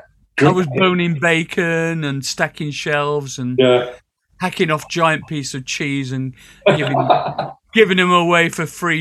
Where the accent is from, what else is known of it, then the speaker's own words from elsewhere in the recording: Sheffield, Yorkshire and the Humber, United Kingdom; growing up in Sheffield